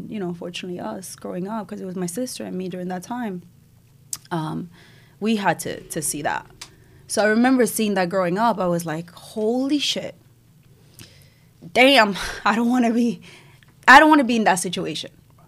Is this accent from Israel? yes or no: yes; Israel; moved away; also born or lived in Cuba; I was born in Cuba. I left when I was two. I moved to Israel. It was hard to get out of Cuba, and my mom was able to find a way because we're Jewish. So we moved to Israel, to the other side of the world